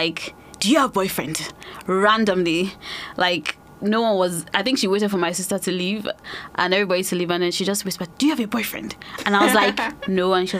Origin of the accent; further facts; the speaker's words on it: Nigeria; now in United Kingdom; I grew up in Nigeria